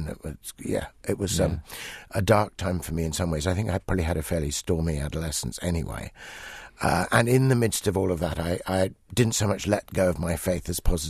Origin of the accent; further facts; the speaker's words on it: Ibadan, Oyo, Nigeria; born there; Yes, that's right. I was born in Ibadan in Nigeria. Back in 1957, actually, the last years in which Nigeria was still at that time a crown colony.